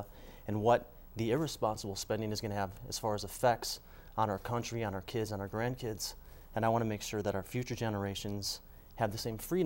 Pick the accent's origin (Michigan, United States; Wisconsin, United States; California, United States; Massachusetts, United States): Wisconsin, United States; Mount Horeb; I was raised in Mount Horeb. I still live there today